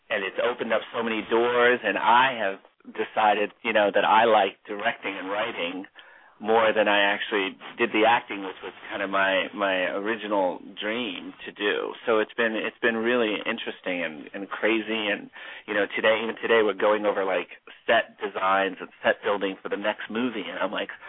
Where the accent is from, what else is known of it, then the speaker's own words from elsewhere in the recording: New Jersey, United States; also born or lived in Orlando, Florida; now in Los Angeles, United States; I'm from New Jersey and then I moved to Florida, Orlando, Florida, and came from there to LA.